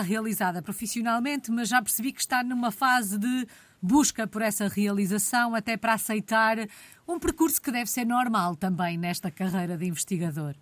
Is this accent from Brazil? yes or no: no; Caxinas, Norte, Portugal; eu sou das Caxinas